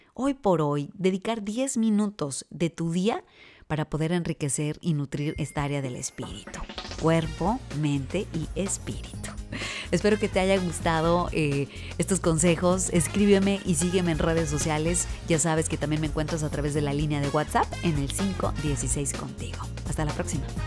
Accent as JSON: {"language": "Spanish", "region": "northern Mexico", "country": "Mexico", "also_born_or_lived": "Michigan", "moved": "as an adult", "said": "me fui del norte de México hasta el norte de Estados Unidos"}